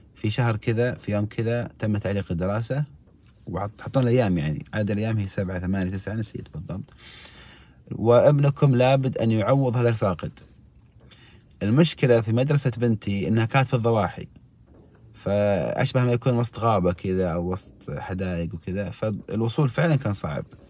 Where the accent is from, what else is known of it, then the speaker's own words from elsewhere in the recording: Saudi Arabia; عندنا في السعوديه